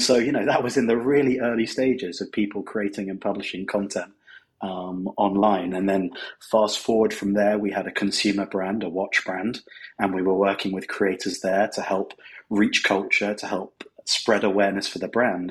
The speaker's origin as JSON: {"language": "English", "country": "United Kingdom", "moved": "as an adult", "lives_now": "Los Angeles, United States", "said": "As you may be guessing from the accent, I'm from the United Kingdom, but I actually live in sunny Los Angeles now"}